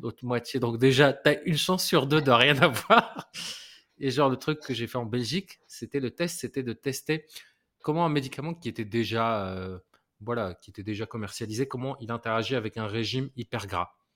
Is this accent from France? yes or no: no; Morocco; moved away; je viens du Maroc